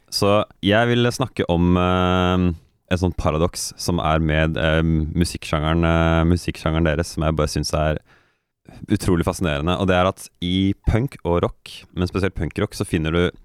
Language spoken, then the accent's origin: Norwegian; Norway; som nordmann